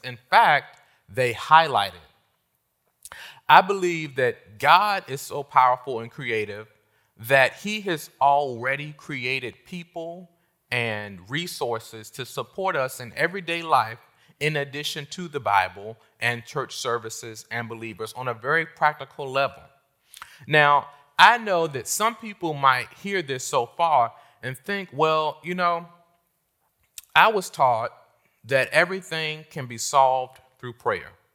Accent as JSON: {"language": "English", "town": "Washington", "region": "District of Columbia", "country": "United States", "tie": "born or raised there", "also_born_or_lived": "North Carolina", "moved": "as an adult", "said": "I left my hometown of Washington, D C, and I went to the South"}